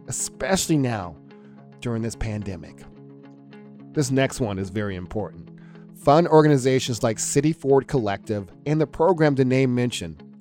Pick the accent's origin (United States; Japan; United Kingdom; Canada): United States; Atlanta, Georgia; I'm from Atlanta